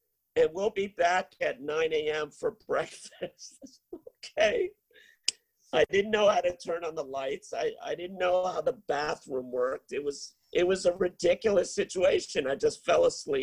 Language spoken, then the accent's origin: English; Providence, Rhode Island, United States; moved away as an adult; also born or lived in Chuncheon, South Korea / Gwangju, South Korea; I came from Providence, Rhode Island, is where I grew up.